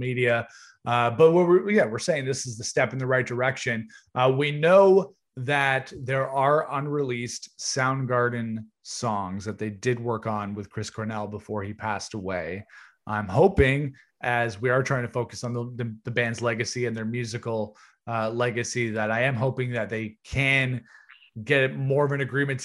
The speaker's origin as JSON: {"language": "English", "country": "Canada", "said": "We're from Canada"}